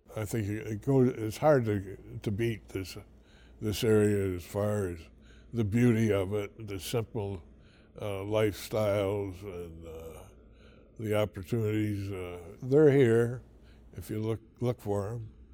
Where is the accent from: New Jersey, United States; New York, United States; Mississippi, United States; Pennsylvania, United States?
New York, United States; Ogdensburg, St. Lawrence County; also born or lived in Massena, New York; I was born in, uh, Augsburg.